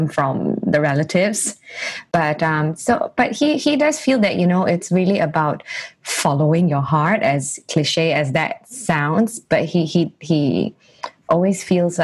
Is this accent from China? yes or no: no; Singapore; I was being that Singaporean girl